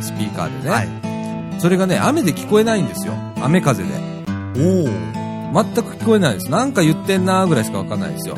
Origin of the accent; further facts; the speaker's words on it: Shirahama, Wakayama, Japan; moved away; うちの実家もね、岡山県の